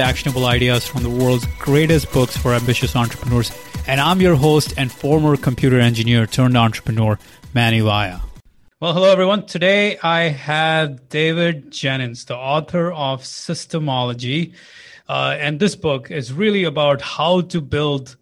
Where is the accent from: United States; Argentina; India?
India; I'm from India